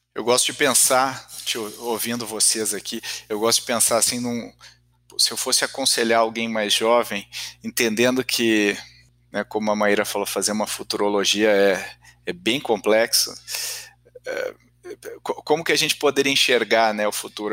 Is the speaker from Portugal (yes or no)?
no; Brazil; enquanto brasileiros